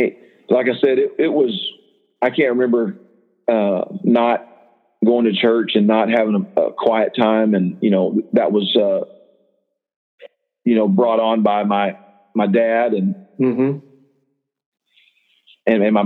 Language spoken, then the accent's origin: English; Houston, Texas, United States; also born or lived in Austin; But, I grew up in Houston about the first 10 years of my life, and then Austin area for a little bit. And then I ended up graduating from Pilot Point High School.